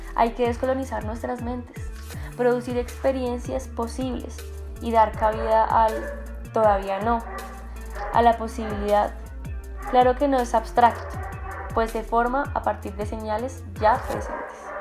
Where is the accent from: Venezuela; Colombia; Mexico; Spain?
Colombia; como colombianos